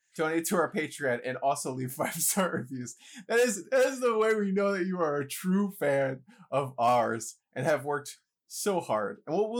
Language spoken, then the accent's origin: English; New York City, New York, United States; I grew up playing chess. I grew up in the Bronx, and they had the chess program for like inner city youth kind of thing.